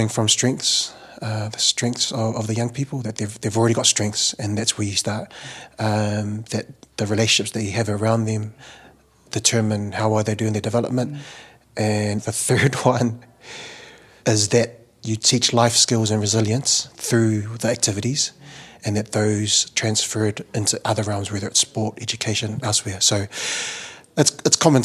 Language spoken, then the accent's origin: English; Auckland, New Zealand; Being Samoan, growing up in South Auckland